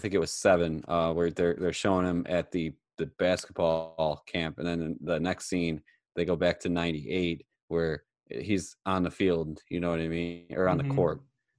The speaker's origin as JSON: {"language": "English", "town": "Chicago", "region": "Illinois", "country": "United States", "tie": "born or raised there", "said": "I grew up in the Chicago area."}